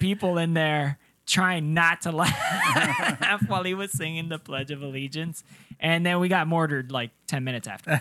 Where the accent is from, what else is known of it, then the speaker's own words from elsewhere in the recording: Cartagena, Bolívar, Colombia; now in United States; Colombia. Yeah, I was born in Cartagena, ah. Colombia